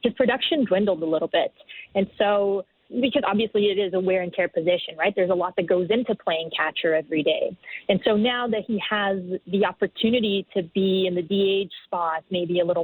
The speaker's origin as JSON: {"language": "English", "country": "Brazil", "moved": "as an adult", "lives_now": "Toronto, Canada", "said": "I come from Brazil. I've been in Toronto for 4 years now."}